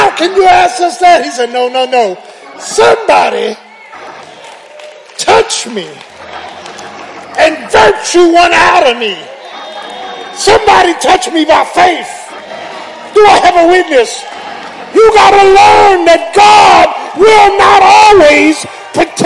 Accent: Philadelphia, Pennsylvania, United States; I'm from Philly

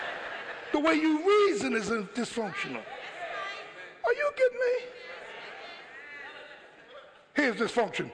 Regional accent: Philadelphia, Pennsylvania, United States; I'm from Philly

